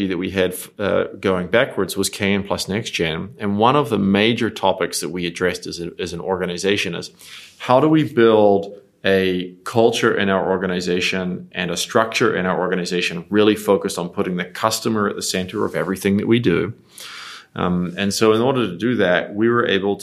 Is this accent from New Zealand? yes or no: yes; New Zealand; moved away as an adult; also born or lived in Australia / New York / Dubai; I grew up in New Zealand, so I'm a Kiwi